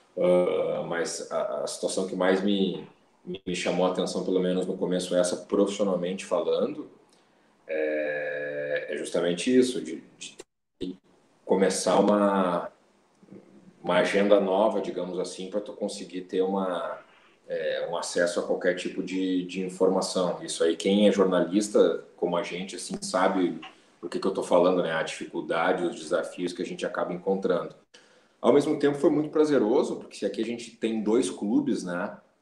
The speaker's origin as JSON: {"language": "Portuguese", "town": "Porto Alegre", "region": "Rio Grande do Sul", "country": "Brazil", "tie": "born or raised there", "said": "eu nasci em Porto Alegre, morei basicamente toda a minha vida aqui, depois morei um tempo fora, fui, fui estudar fora, voltei"}